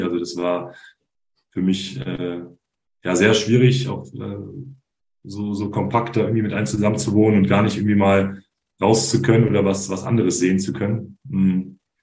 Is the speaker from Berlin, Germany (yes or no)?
yes; Berlin, Germany; also born or lived in Trier / Bayreuth; now in Münster, Germany; gebürtig aus Berlin, bei, bei Alba meine ersten Profi-Basketball-Schritte